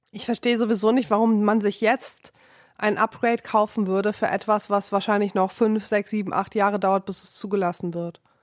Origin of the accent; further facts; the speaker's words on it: Rhineland, Germany; now in Berlin, Germany; mich als Rheinländerin